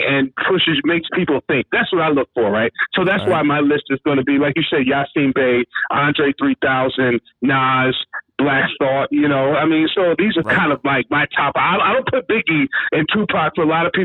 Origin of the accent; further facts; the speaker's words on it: Philadelphia, Pennsylvania, United States; moved away as an adult; now in Ohio, United States; growing up in the Philly area